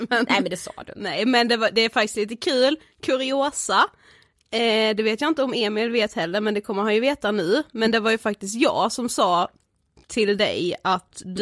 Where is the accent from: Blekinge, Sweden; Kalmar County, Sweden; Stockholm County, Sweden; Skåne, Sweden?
Blekinge, Sweden; Karlshamn; Vi är ett mm. stort kompisgäng hemma i Karlshamn.